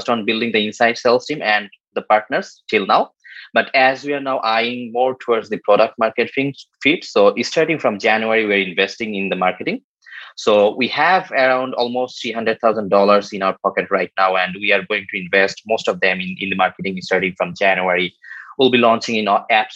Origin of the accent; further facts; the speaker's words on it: Bangladesh; I'm from Bangladesh